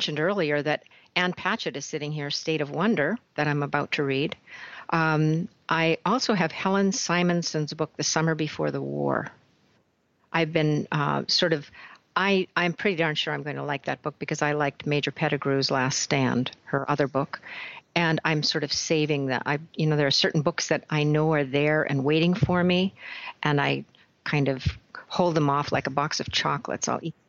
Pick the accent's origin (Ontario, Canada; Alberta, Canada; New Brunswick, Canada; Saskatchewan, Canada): Saskatchewan, Canada; I'm from Saskatchewan, and he's from way down south.